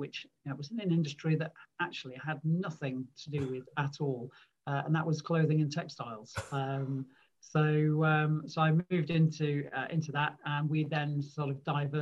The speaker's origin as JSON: {"language": "English", "town": "Manchester", "region": "North West England", "country": "United Kingdom", "tie": "born or raised there", "also_born_or_lived": "Lancashire", "said": "So I'm a Mancunian. I was born and grew up in Manchester."}